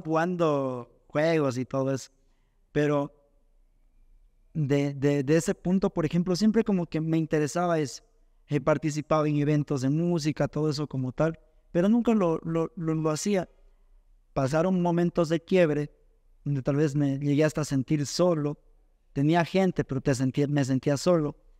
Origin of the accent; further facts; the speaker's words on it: Zumba, Zamora-Chinchipe, Ecuador; Yo soy de Zumba, un barrio llamado